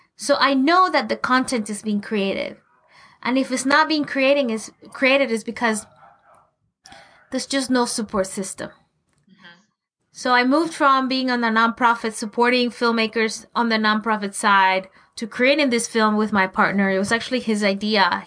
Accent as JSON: {"language": "English", "country": "Venezuela", "tie": "born or raised there", "also_born_or_lived": "Colorado, United States", "moved": "as an adult", "lives_now": "Los Angeles, United States", "said": "I grew up in Venezuela, you know, in South America"}